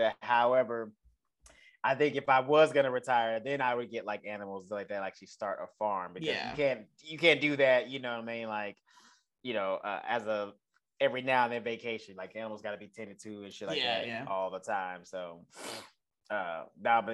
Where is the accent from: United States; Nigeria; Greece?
United States; Texas; I'm from Texas